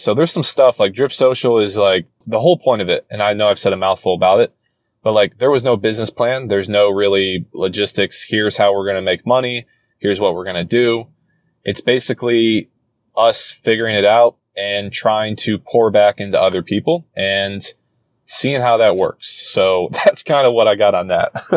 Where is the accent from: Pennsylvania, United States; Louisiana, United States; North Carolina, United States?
North Carolina, United States; Charlotte; I grew up in Charlotte. I grew lived there for 17, 18 years